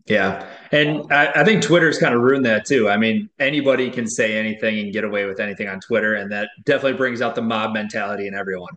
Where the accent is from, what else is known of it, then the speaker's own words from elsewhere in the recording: Wisconsin, United States; I'm from Wisconsin